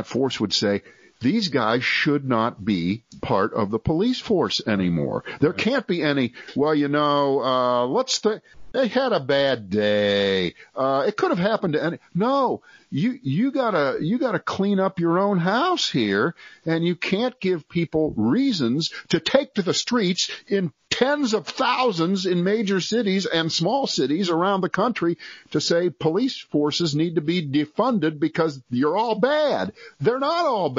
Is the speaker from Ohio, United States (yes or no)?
yes; Ohio, United States; moved away; also born or lived in Cleveland, Ohio; I was born in Ohio, went to school there most of the time, went to universities there, and lived in Cleveland for several years